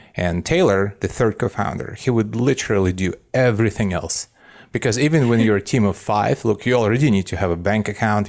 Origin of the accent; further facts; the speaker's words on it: Belarus; moved away; I grew up in what used to be called Soviet Union, and now it's, uh, Belarus, which is a little independent country in Eastern Europe